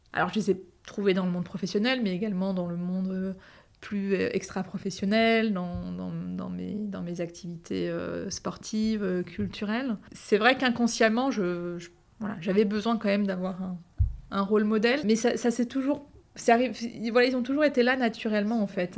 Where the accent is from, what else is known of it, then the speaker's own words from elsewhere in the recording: Andrésy, Île-de-France, France; also born or lived in Bondy, Seine-Saint-Denis; J'ai grandi dans la ville d'Andrézy, une petite ville des Yvelines